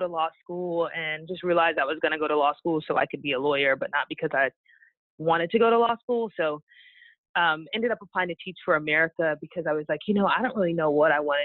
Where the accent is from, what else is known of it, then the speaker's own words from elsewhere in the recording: New York, United States; moved away as an adult; now in Dallas, United States; I'm originally from New York, but I've been living in Dallas for the past 5 years.